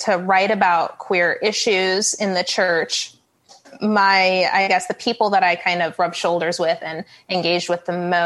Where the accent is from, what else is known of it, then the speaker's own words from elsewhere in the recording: New York, United States; moved away as an adult; also born or lived in Tulsa, Oklahoma; I grew up in New York.